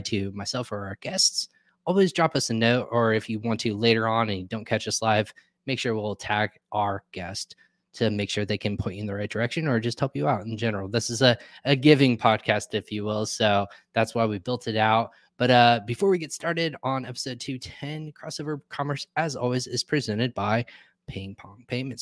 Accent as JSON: {"language": "English", "region": "Texas", "country": "United States", "tie": "born or raised there", "said": "I was actually born and raised in Texas"}